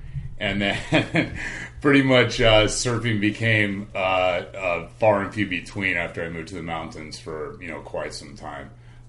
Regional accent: California, United States; Well, I grew up in Southern California, and I grew up surfing pretty much just like every kid

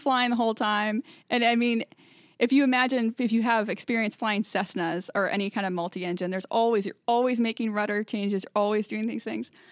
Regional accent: Little Elm, Texas, United States; moved away; I'm originally from Little Elm, Texas, north of Dallas

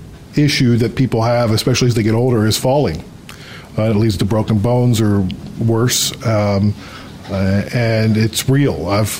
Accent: Ohio, United States; I'm from Ohio. I'm originally from the United States, and I've lived all over the States.

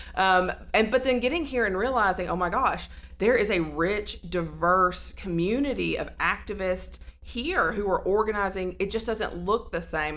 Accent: Sand Mountain, Alabama, United States; I'm from Sand Mountain in the northeast yeah. corner where Alabama, Georgia, and Tennessee meet.

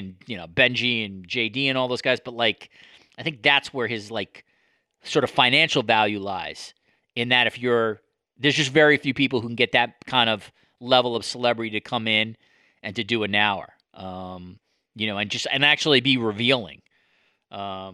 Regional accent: United States; moved away as an adult; now in Toronto, Canada; as an American living here

